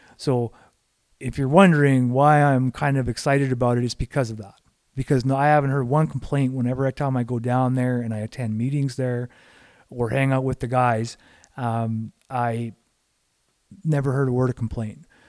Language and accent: English; Canada; I'm looking at it as a Canadian